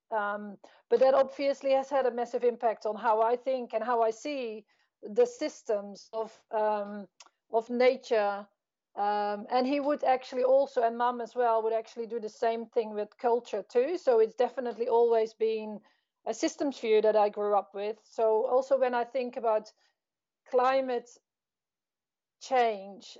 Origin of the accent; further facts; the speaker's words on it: Netherlands; I grew up in the Netherlands.